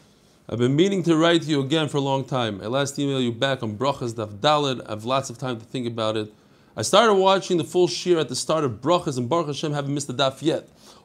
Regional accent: Edgware, London, United Kingdom; I'm from Edgware in London.

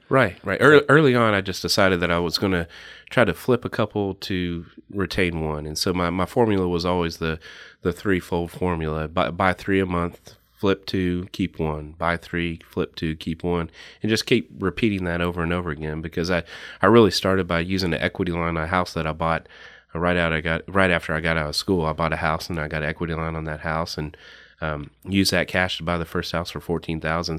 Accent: Lexington, Kentucky, United States; I grew up here in Lexington, went to Taste Creek, went to U K

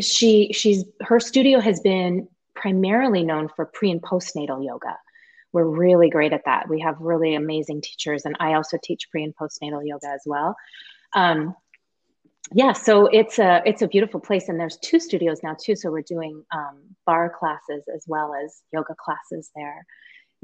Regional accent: California, United States; now in Seattle, United States; I grew up in California

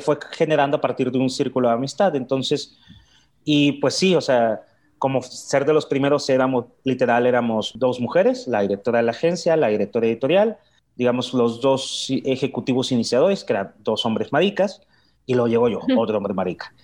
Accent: Mexicali, Baja California, Mexico; moved away as an adult; also born or lived in Guadalajara; now in Mexico City, Mexico; vengo de Mexicali, Baja California. Ya tengo 16 años viviendo en la Ciudad de México

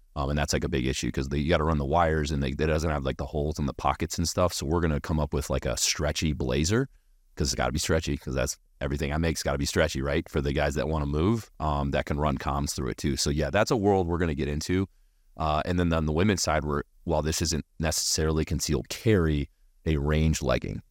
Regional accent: United States; as American as they come

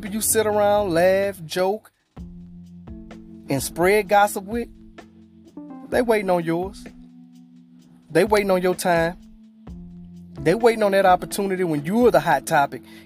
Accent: Louisiana, United States; I'm from Louisiana

